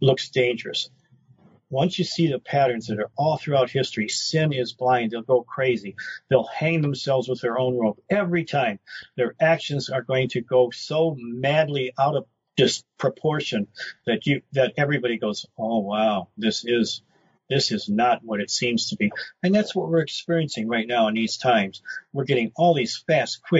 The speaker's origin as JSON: {"language": "English", "town": "Detroit", "region": "Michigan", "country": "United States", "also_born_or_lived": "Roswell", "moved": "yes", "said": "I come from Brightmoor section of Detroit"}